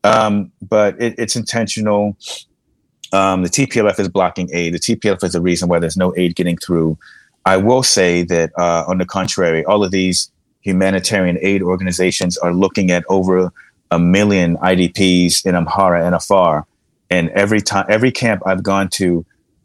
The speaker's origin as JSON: {"language": "English", "region": "New York", "country": "United States", "said": "in the US as a New Yorker"}